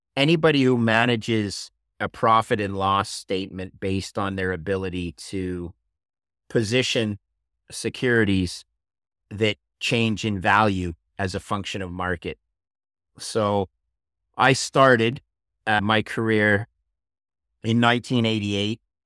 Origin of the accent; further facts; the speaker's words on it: Montreal, Quebec, Canada; my hometown of Montreal